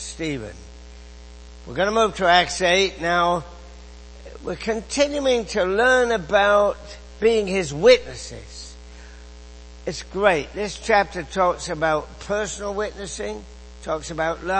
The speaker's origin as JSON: {"language": "English", "region": "England", "country": "United Kingdom", "tie": "born or raised there", "moved": "as an adult", "lives_now": "Canada", "said": "you can tell from my accent that I grew up in England."}